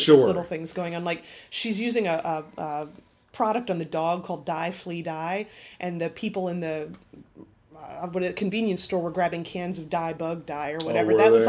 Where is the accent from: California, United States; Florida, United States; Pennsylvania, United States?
Florida, United States; Growing up in Florida